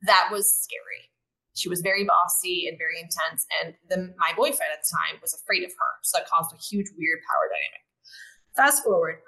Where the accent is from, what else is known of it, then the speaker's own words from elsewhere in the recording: United States; moved away as an adult; now in Mexico; me being an American